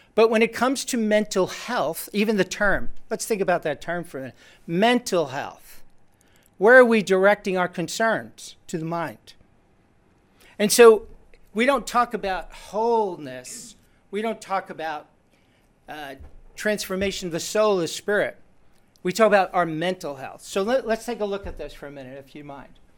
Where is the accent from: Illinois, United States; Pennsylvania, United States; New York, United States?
New York, United States; I'm Jewish. Growing up in New York